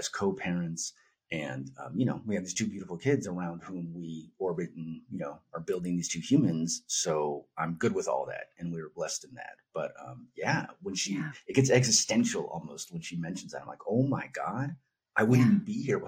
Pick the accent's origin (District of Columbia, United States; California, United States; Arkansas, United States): California, United States; Northern; moved away as an adult; also born or lived in Los Angeles, California; now in Albuquerque, United States; I'm in Albuquerque, New Mexico. I'm from Northern California